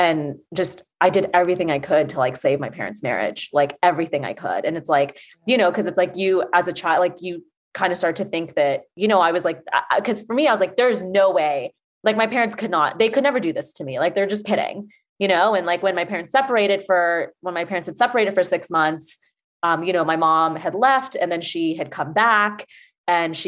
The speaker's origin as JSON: {"language": "English", "town": "Atlanta", "region": "Georgia", "country": "United States", "said": "I'm from Atlanta"}